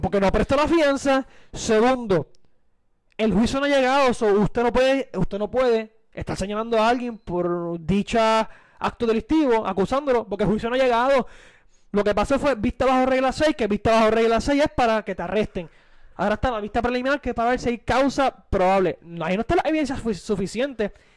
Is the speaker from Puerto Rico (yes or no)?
yes; Puerto Rico; como puertorriqueño